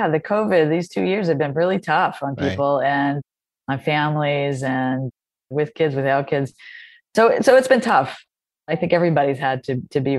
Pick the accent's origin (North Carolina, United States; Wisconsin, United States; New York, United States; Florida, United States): North Carolina, United States; I'm from North Carolina